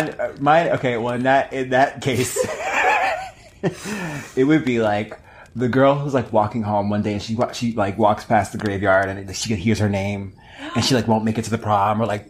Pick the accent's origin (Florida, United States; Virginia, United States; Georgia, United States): Virginia, United States; we are from Virginia.